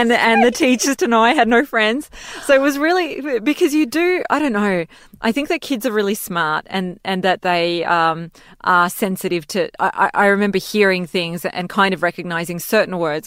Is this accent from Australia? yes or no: yes; Australia; first language Serbo-Croatian; English is a second language; also born or lived in Belgrade, Serbia; now in New York, United States; we lived in Australia and I grew up there